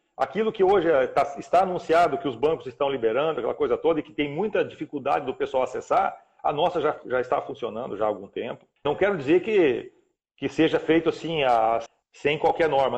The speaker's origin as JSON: {"language": "Portuguese", "region": "Paraná", "country": "Brazil", "tie": "born or raised there", "also_born_or_lived": "Rio Grande do Sul / Cascavel, Paraná", "moved": "as an adult", "lives_now": "Rondônia, Brazil", "said": "Eu nasci lá com muito, muito novo, com 4, 5 anos mais ou menos, fui morar no Paraná, minha família mudou ao Paraná, onde eu fiquei"}